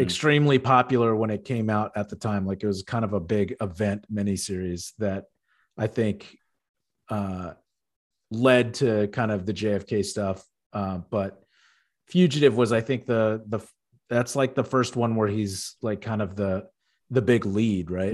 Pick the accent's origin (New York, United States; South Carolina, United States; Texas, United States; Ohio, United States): Texas, United States; outside Houston; I grew up outside Houston